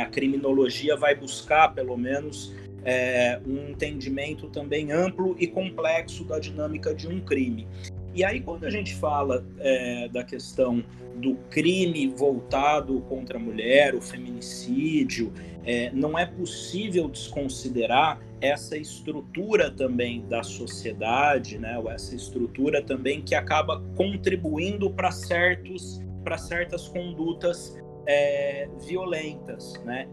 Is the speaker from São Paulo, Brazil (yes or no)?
yes; Ribeirão Preto, São Paulo, Brazil; eu sou daqui da cidade de Ribeirão Preto, do interior de São Paulo